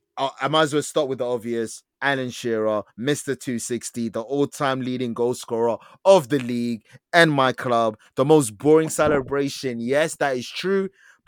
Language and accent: English; Belgium; born there; Even though I'm Congolese … I was born in Belgium